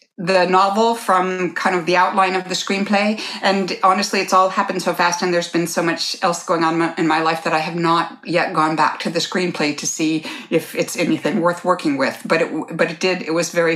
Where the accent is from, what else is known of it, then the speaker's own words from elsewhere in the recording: Midwest of the United States, United States; I grew up Irish Catholic in the Midwest of Chicago, Midwest of the United States